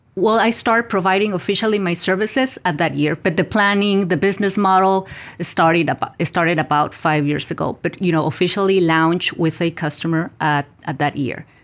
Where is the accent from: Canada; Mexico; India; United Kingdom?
Mexico; moved away; I was born and raised in Mexico